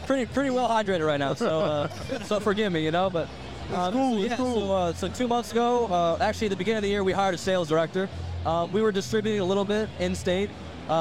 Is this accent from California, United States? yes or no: no; Detroit, Michigan, United States; now in Vermont, United States; I'm from Detroit, Michigan